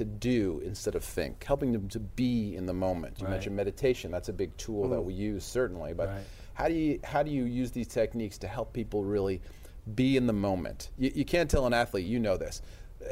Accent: New York, United States; I'm from New York.

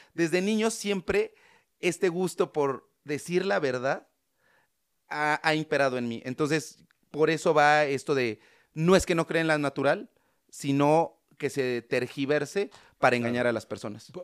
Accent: San Martín Texmelucan, Puebla, Mexico; En el pueblo de donde yo soy, que se llama San Martín Texmelucan, que es un pueblito que está cerca de Puebla

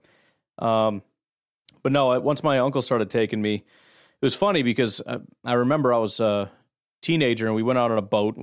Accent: Illinois, United States; I'm from Illinois

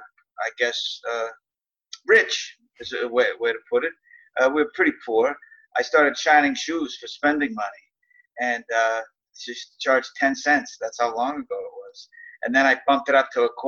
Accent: Boston, Massachusetts, United States; I grew up in South Boston, Massachusetts, otherwise known as Southie

